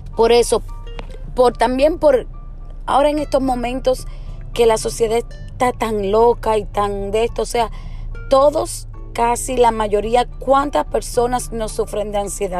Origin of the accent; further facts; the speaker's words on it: Puerto Rico; moved away; uno como puertorriqueño o como persona que ha vivido en Puerto Rico